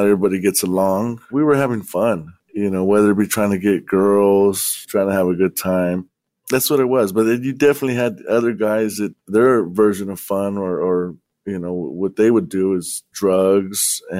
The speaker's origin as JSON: {"language": "English", "town": "Lawndale", "region": "California", "country": "United States", "tie": "born or raised there"}